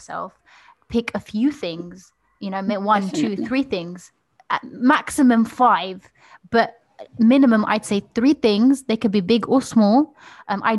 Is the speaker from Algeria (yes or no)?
yes; Algeria; moved away; I remember growing up in Algeria